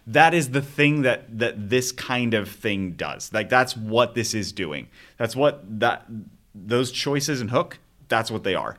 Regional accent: Arizona, United States; I grew up in Arizona.

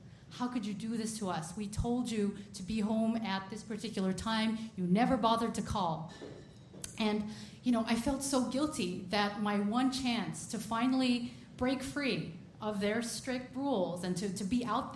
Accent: United States; born and raised in America

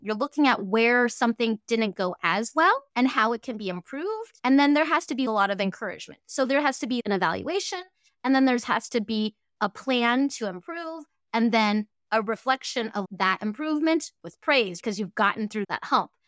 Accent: Fairbanks, Alaska, United States; first language Cantonese; English is a second language; also born or lived in Hong Kong / Boise, Idaho; I actually grew up here in Fairbanks, Alaska

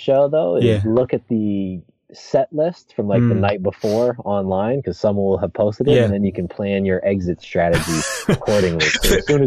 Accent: Seattle, Washington, United States; I'm from Seattle

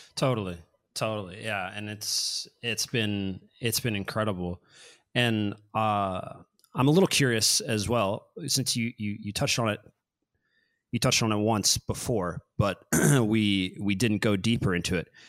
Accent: Kansas City, United States; I'm from Kansas City

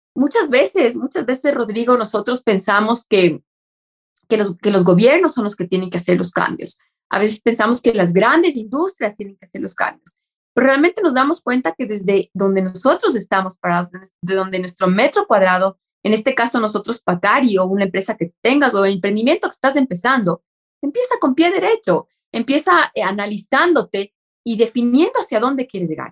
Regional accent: Ecuador; a nosotros como ecuatorianos

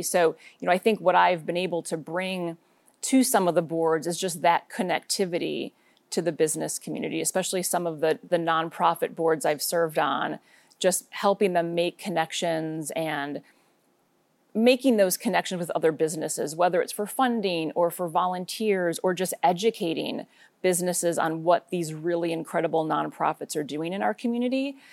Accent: suburbs of Chicago, Illinois, United States; moved away as an adult; now in Portland, United States; I was born and raised in Illinois, grew up in the suburbs of Chicago

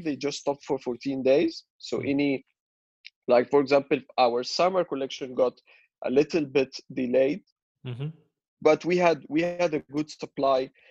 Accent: Cairo, Cairo Governorate, Egypt; I'm Egyptian, born and raised in Cairo.

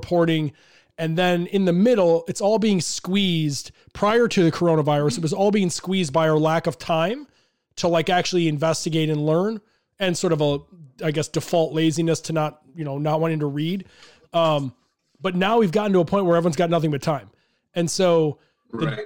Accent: Chicago, Illinois, United States; I'm from Chicago, live in Chicago. So, was there for the Jordan days.

